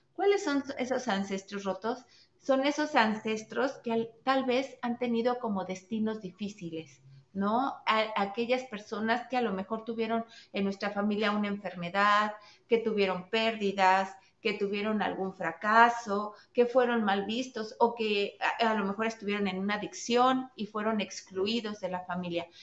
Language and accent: Spanish; Mexico; yo, soy mexicana